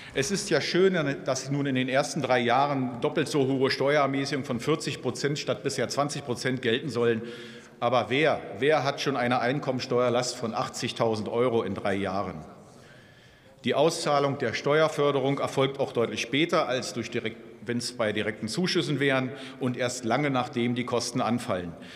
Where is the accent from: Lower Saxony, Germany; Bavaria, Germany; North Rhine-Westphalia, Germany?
Lower Saxony, Germany; Hanover; bei uns in Hannover